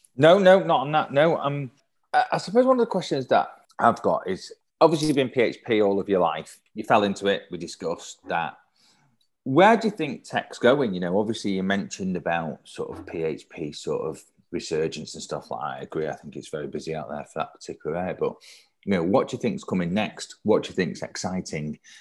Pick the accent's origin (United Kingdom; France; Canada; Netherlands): United Kingdom; Manchester, North West England; I'm born and brought up in Manchester